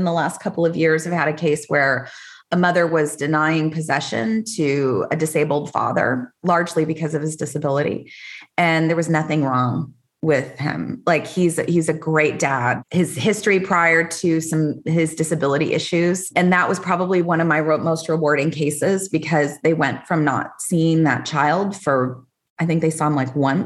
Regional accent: Austin, Texas, United States; also born or lived in Dallas; I was from here, Austin originally.

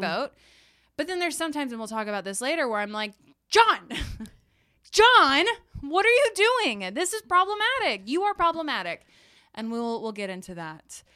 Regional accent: Texas, United States; I'm a Texan

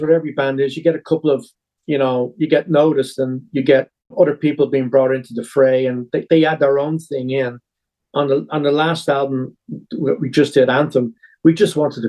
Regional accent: Dublin, Leinster, Ireland; moved away; also born or lived in Los Angeles; I was born in a British Army barracks in Dublin, the last British Army barracks that was ever there.

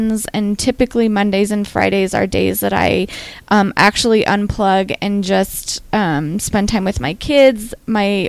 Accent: Western Nebraska, United States; I grew up in Western Nebraska, which is a place that's not super into wellness

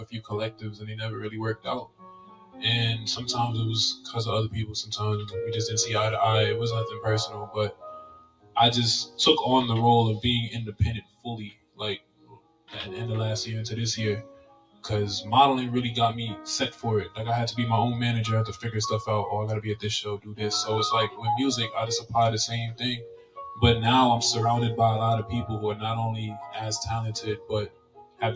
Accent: New York City, New York, United States; I'm 24 from Flatbush, Brooklyn.

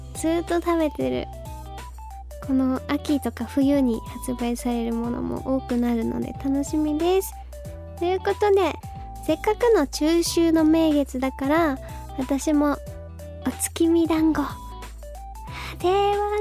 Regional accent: Fukuoka, Japan; now in Tokyo, Japan; 私福岡県出身

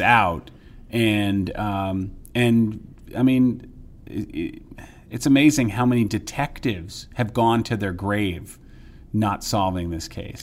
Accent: New York area, United States; I grew up in the New York area

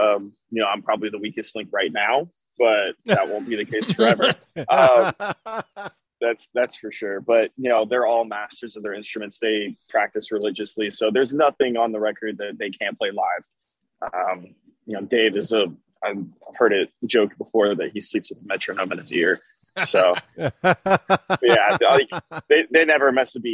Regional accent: Alabama, United States; moved away as an adult; now in Dallas, United States; I was born in Alabama, lived there my whole life, and then I moved to Dallas, and I've been there for about a year and a half or so.

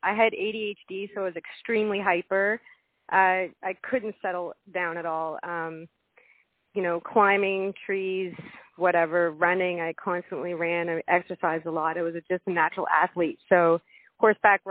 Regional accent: Nova Scotia, Canada; I'm from Nova Scotia, and so from Canada, and I just never had a desire to leave.

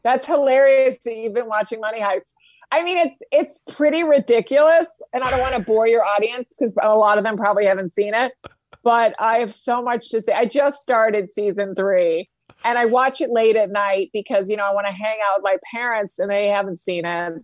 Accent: Spain; moved away; I grew up in Spain, um, as a kid

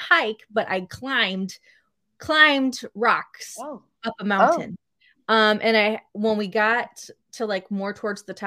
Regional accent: Midwest, United States; I didn't grow up in the mountains. I am from the Midwest.

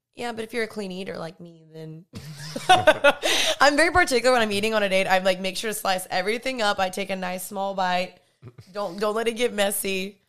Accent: the South, United States; growing up in the South

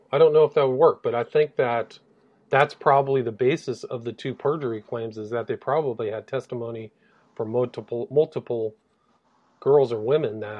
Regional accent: England, United Kingdom; It was, I'm English, so you could have some difficulty understanding the way I communicate.

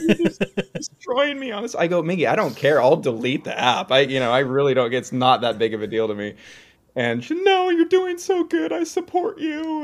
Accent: Seattle, Washington, United States; also born or lived in Belfair, Washington; now in Oregon, United States; I, uh, grew up in northern Seattle area and then moved across the Puget Sound to Belfair

